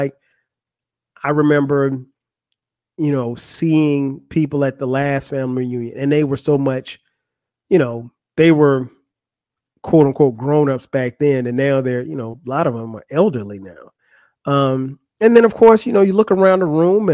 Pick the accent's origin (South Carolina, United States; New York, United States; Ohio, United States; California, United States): South Carolina, United States; Florence; moved away; also born or lived in Atlanta, Georgia; Florence, South Carolina. That's my hometown. That's where I grew up